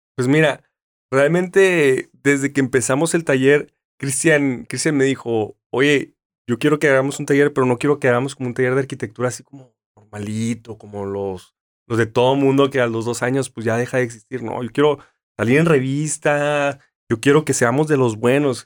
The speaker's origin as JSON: {"language": "Spanish", "town": "Mexicali", "region": "Baja California", "country": "Mexico", "moved": "yes", "lives_now": "Tijuana, Mexico", "said": "yo soy de Mexicali"}